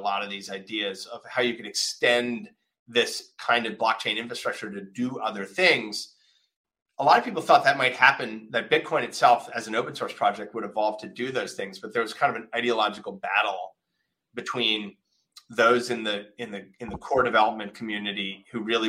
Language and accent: English; Winona, Minnesota, United States; I grew up in a small town in Minnesota